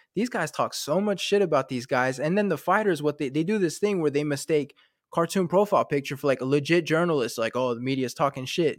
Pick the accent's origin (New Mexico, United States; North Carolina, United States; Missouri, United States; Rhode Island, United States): North Carolina, United States; also born or lived in France; I grew up in North Carolina